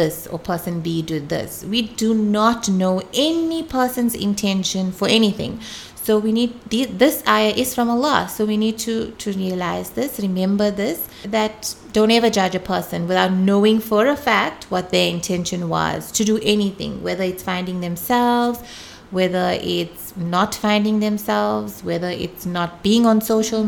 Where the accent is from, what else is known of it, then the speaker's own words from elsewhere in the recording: Pietermaritzburg, KwaZulu-Natal, South Africa; now in Durban, South Africa; I came from Pietermaritzburg